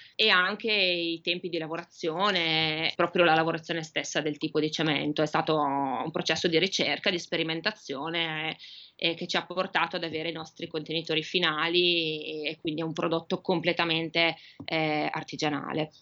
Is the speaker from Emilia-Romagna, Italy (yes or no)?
yes; Emilia-Romagna, Italy; also born or lived in Sardinia; io sono emiliana